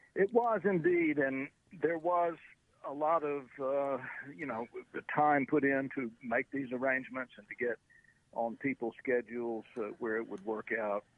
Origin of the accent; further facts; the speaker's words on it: the South, United States; growing up in the South